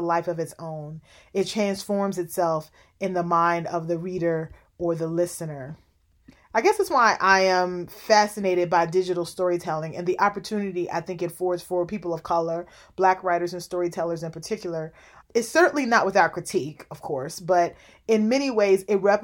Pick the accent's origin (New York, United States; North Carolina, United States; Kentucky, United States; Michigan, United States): Kentucky, United States; Louisville; I grew up in Louisville, Kentucky